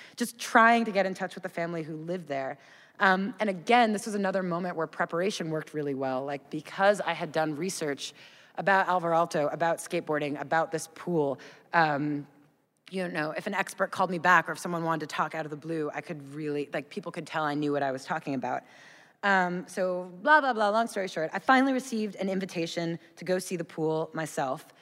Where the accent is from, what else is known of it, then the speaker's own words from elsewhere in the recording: United States; I'm an American